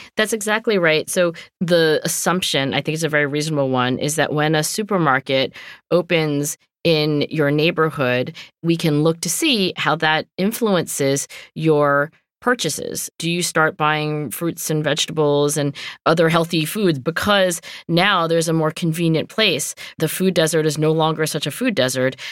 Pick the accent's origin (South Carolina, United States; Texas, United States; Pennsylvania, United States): Pennsylvania, United States; Philadelphia; I'm from Philadelphia